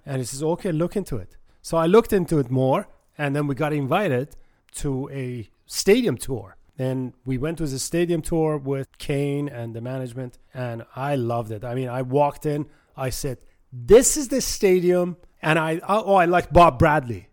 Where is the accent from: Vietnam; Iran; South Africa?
Iran; Tehran, Tehran Province; now in United States; I was born in Tehran, Iran, and, uh, came to the States in nineteen seventy-nine and been here ever since